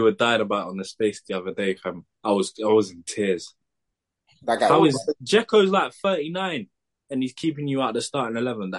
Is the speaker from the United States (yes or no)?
no; Molde, Møre og Romsdal, Norway; I came from Molde, fam.